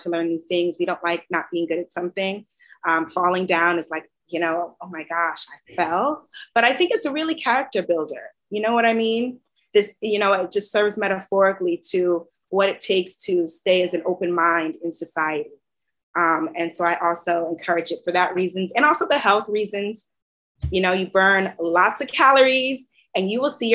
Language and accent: English; New York City, New York, United States; I grew up in Queens.